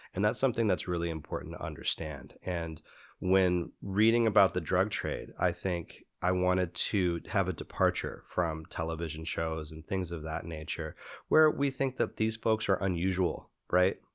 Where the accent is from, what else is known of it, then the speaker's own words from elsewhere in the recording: Midwest, United States; moved away; I grew up in the Midwest